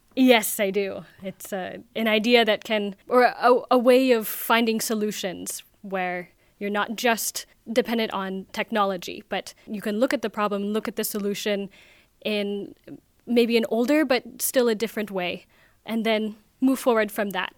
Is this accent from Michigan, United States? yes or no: no; Oregon, United States; now in Vienna, Austria; I'm from Oregon in the U S.